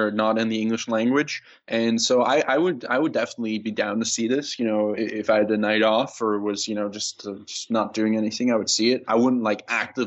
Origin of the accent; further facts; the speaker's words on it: Canada; I'm being Canadian